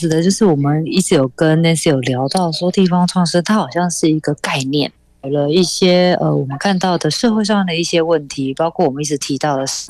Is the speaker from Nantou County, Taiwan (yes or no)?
yes; Zhushan, Nantou County, Taiwan; now in Taipei, Taiwan; 虽然我人在台北工作，但是我看到啊南投竹山淹水淹大水耶，我就会想到哈我的家乡现在的状况怎么样？